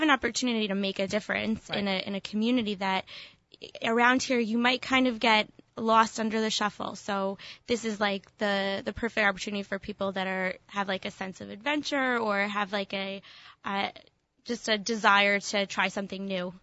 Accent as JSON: {"language": "English", "town": "Cherry Hill", "region": "New Jersey", "country": "United States", "moved": "yes", "said": "I am from Cherry Hill"}